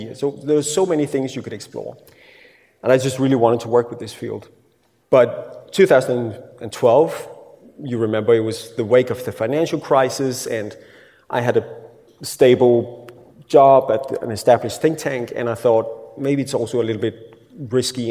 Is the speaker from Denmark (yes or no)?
yes; Denmark; first language Danish; English is a second language